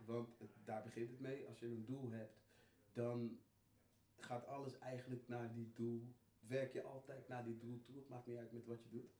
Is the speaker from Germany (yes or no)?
no; Netherlands; ik ben hier geboren, natuurlijk, ik ben Nederlander.